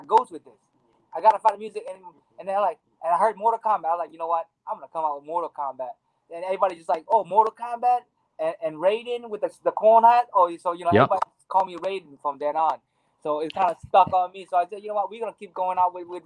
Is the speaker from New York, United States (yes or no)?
no; Maui, Hawaii, United States; I grew up in Hawaii. Maui, Hawaii